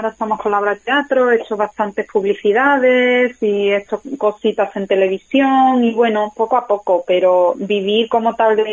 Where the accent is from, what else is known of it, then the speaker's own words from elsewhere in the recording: Málaga, Andalusia, Spain; also born or lived in London; now in Madrid, Spain; Bueno, pues yo soy una actriz de Málaga y, nada, bueno, pues llevo unos cuantos años viviendo en Madrid, antes viví en Londres y me he formado como actriz en Londres